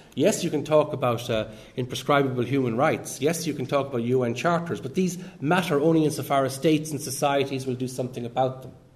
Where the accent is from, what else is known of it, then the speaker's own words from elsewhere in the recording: Ireland; I'm Irish